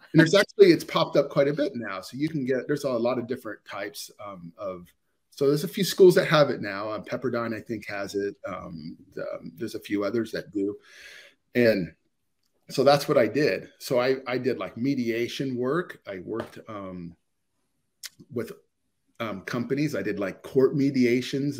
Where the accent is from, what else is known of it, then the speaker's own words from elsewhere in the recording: Ohio, United States; I'm born and raised in Ohio, so I'm in the Ohio area